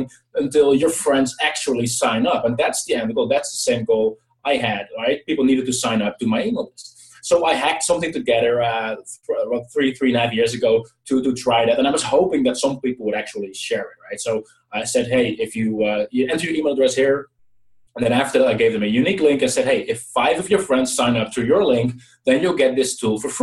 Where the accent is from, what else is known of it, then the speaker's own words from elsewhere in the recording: Netherlands; I'm from the Netherlands